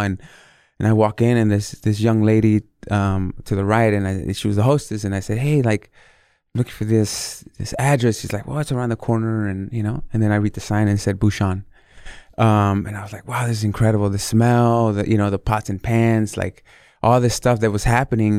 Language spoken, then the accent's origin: English; Northern California, United States; also born or lived in Mexico City, Mexico / Los Angeles, United States; I was born in Mexico City, and then we came to the States when I was very young. Um, landed in Los Angeles, and then eventually made the move to Northern California